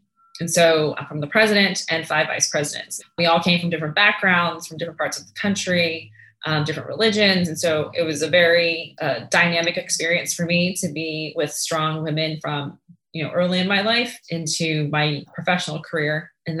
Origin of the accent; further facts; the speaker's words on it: Prince George's County, Maryland, United States; also born or lived in Vietnam; grew up in a very multicultural household, but also in a very dynamic neighborhood where the majority of my neighbors were African-Americans, Prince George's County, Maryland.